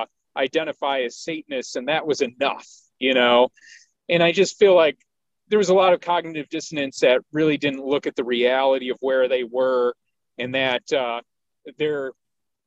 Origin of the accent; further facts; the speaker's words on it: Detroit, Michigan, United States; I grew up in Detroit